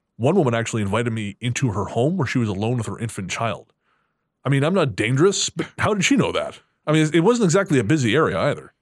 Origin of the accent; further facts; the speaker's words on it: Revelstoke, British Columbia, Canada; Revelstoke's my, of course, yeah, it's my hometown